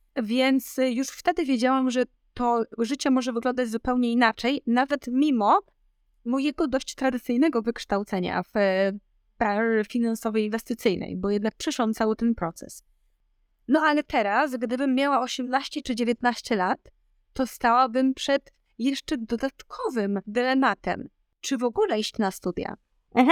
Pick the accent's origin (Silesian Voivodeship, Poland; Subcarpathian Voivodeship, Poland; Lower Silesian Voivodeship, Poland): Subcarpathian Voivodeship, Poland; Podkarpacie; moved away as an adult; also born or lived in Warsaw; ja pochodzę z małego miasta na Podkarpaciu